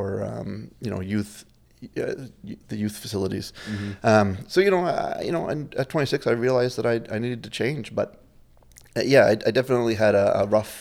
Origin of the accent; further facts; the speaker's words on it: Iqaluit, Nunavut, Canada; also born or lived in Inuvik, Northwest Territories; I spent my first 6 years there, and then we moved here. My dad's job got transferred to Iqaluit and Frobisher Bay NWT at the time, and we moved here, and I've been here ever since, so I've been here 34 years